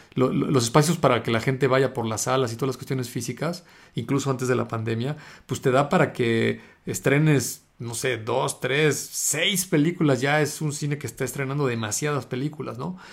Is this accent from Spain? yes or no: no; Mexico; acá en México que somos latinos